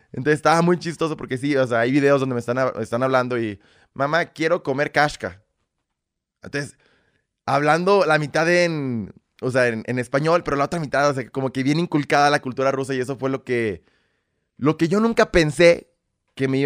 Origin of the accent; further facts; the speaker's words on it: Belarus; born there; Es que soy nacido en República de Bielorrusia.